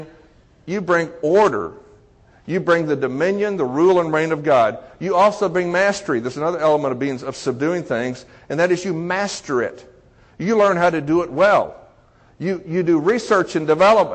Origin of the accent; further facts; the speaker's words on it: Texas, United States; growing up in Texas as a Baptist, going to church every Sunday